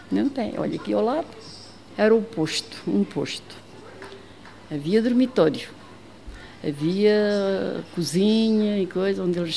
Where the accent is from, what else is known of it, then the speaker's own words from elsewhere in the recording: Alentejo, Portugal; moved away as an adult; also born or lived in Sagres / Faro / Lagos; now in Tunes, Portugal; em Moura, no Alentejo, eu sou alentejana.